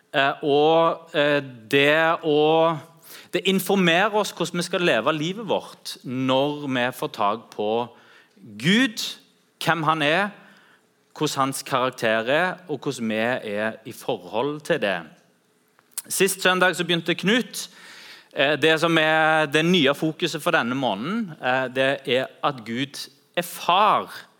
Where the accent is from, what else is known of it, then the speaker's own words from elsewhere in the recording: Norway; Jeg er kristen først. Jeg informeres av min kristne tro først, og så er jeg norsk etterpå.